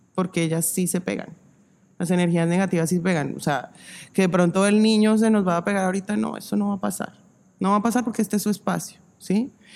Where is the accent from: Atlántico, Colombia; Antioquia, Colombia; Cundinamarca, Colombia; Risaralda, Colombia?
Cundinamarca, Colombia; Zipaquirá; cuando vivíamos eh, en la primera casa donde vivimos en Zipaquirá, yo soy de Zipaquirá